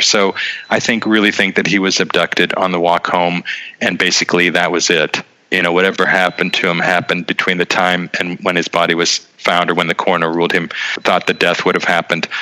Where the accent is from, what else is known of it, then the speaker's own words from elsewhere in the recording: Boardman, Ohio, United States; moved away as an adult; also born or lived in Youngstown, Ohio / New York / Vienna, Austria; now in Prague, Czech Republic; I was born in Youngstown, grew up in Boardman